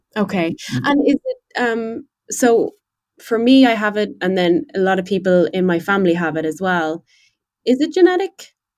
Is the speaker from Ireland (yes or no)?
yes; Ireland; moved away as an adult; I'm Irish and um, I you know spent 24 years of my life in Ireland